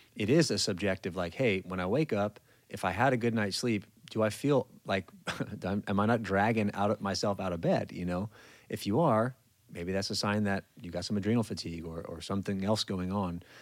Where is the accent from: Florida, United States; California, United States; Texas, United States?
California, United States; moved away as an adult; I'm from California